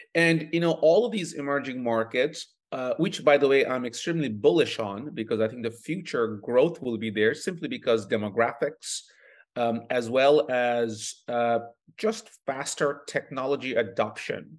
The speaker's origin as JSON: {"language": "English", "country": "Bangladesh", "tie": "born or raised there", "moved": "yes", "lives_now": "Toronto, Canada", "said": "I was born in Bangladesh, uh, prior to moving to Canada almost twenty-five years ago"}